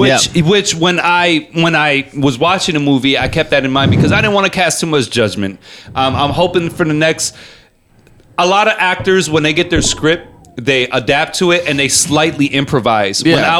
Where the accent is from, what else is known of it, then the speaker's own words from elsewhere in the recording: Chicago, Illinois, United States; surviving, bitch. I'm from Southside of Chicago.